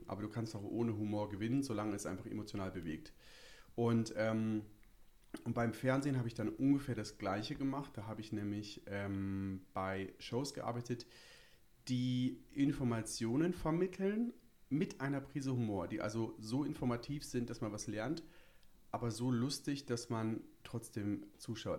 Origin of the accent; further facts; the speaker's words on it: Bremen, Germany; moved away as an adult; now in Berlin, Germany; wie man mir vielleicht anhört, komme ich etwas, äh, nördlicher. Ich komme aus Bremen, aus dem wirklich, wirklich, wirklich schönen Bremen.